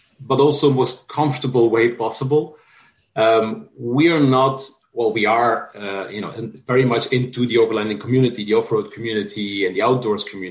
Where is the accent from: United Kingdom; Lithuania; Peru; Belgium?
Belgium; Flanders; also born or lived in France; now in San Francisco, United States; As I was little, I grew up in Belgium, in Flanders, which isn't exactly remote